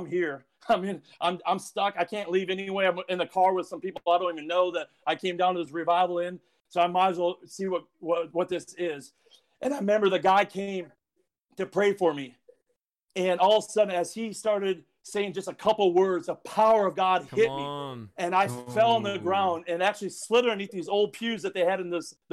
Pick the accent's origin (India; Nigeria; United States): United States; South Dakota; moved away; I'm from South Dakota